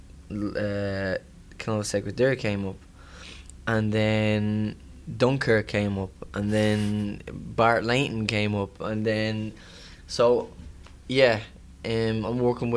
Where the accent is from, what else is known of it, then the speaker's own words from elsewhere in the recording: Ireland; I'm excited for my hometown as well to see it, Ireland